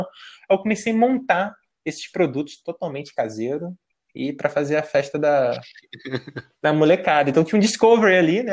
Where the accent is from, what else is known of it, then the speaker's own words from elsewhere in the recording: São Gonçalo, Rio de Janeiro, Brazil; moved away as an adult; also born or lived in Niterói / United States; now in São Paulo, Brazil; eu sou de São Gonçalo, no Rio de Janeiro. E eu morava do lado de um cemitério